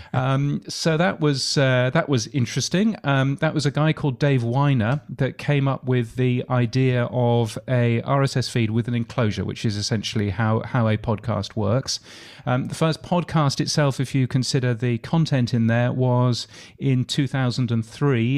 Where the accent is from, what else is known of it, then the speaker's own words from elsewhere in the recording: United Kingdom; accent: British; now in Australia; I, I am a Brit. So as you can tell from my aloof British accent